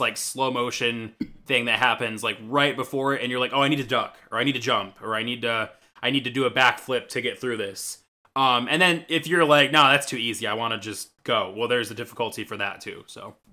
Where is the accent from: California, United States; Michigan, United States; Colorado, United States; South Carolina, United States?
Michigan, United States; I'm from Michigan